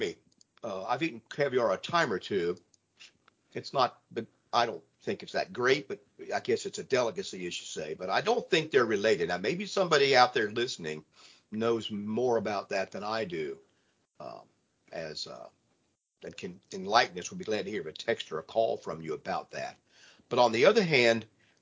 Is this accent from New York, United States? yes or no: no; Ohio, United States; moved away; Growing up in the Midwest in Ohio